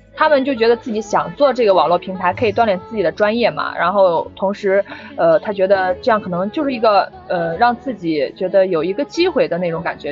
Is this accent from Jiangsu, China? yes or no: no; Henan, China; accent: Henan dialect; first language Henan dialect; 我在家是不说普通话的，我在家一直说，我是河南人嘛，我一直说河南话的